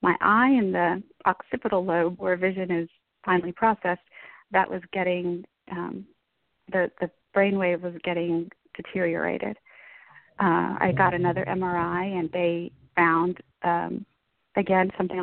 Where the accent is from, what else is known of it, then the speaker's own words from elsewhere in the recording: Dallas, Texas, United States; I'm from the Dallas area in Texas